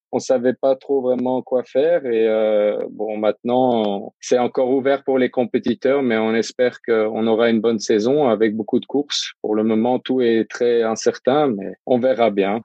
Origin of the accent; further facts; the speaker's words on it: Luxembourg; je viens du Luxembourg